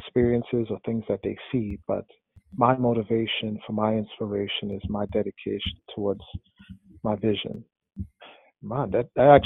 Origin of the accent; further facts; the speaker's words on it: New York City, New York, United States; when I was a teenager growing up in New York City